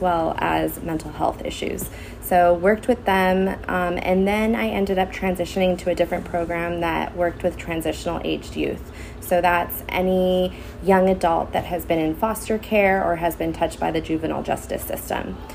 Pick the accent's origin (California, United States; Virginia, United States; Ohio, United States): California, United States; Santa Clarita; I grew up in the Santa Clarita Valley, went to Hart High School